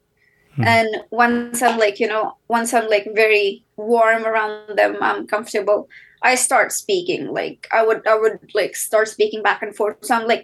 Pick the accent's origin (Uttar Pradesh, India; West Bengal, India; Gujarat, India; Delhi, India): Delhi, India; So yes, I'm Indian. I'm from South Asia, born and brought up in Delhi.